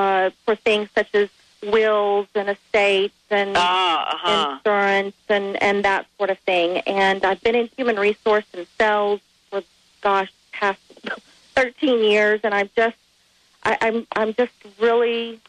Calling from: Texas, United States; Hi, how are you? I'm calling from Texas.

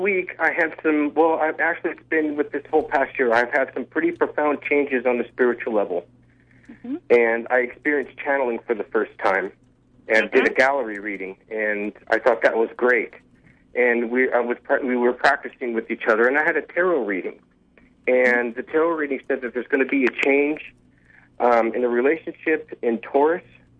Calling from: Issaquah, Washington, United States

